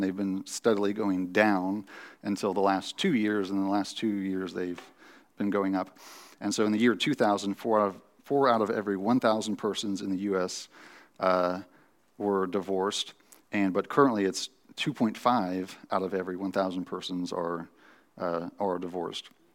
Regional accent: United States

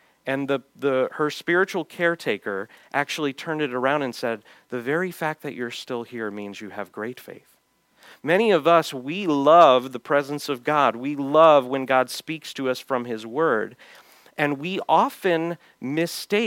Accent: United States; as American Christians

